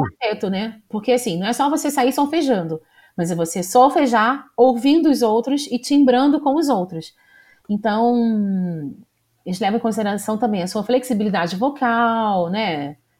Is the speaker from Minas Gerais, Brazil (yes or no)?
no; Rio de Janeiro, Brazil; eu sou da cidade do Rio mesmo. Eu nasci no bairro Jacaré, hum. É em, na zona norte do Rio de Janeiro